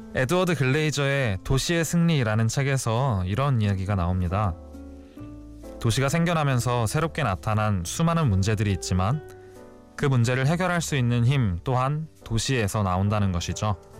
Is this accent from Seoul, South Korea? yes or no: yes; Seoul, South Korea; also born or lived in Namyangju, Gyeonggi Province; 태어난 곳은 경기도 남양주시지만 태어난 지 100일도 안 돼서 서울로 이사를 왔거든요. 바로 은평구 응암동입니다. 초등학교 3학년 때까지의